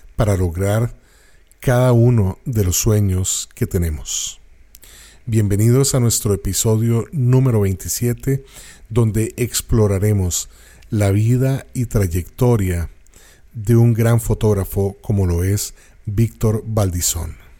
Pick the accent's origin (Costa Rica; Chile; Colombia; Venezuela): Costa Rica; nosotros como costarricenses